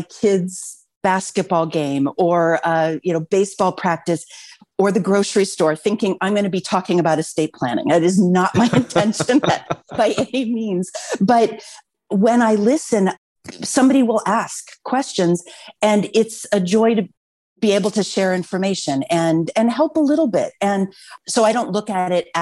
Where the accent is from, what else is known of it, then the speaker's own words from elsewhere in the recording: Los Altos, California, United States; I grew up in Los Altos. And so this is my community. This is my home.